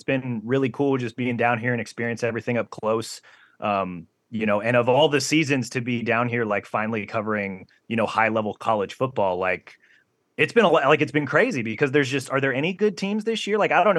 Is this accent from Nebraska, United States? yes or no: no; Kansas City, Missouri, United States; I grew up Kansas City on the Missouri side, smack between like Kansas and Missouri.